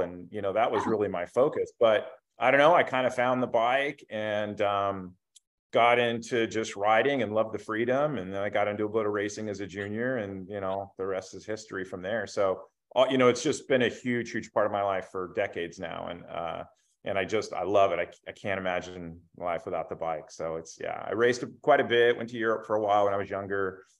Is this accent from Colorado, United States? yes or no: no; Bakersfield, California, United States; also born or lived in Somalia; we moved back to Bakersfield. And yeah, I've lived here my whole life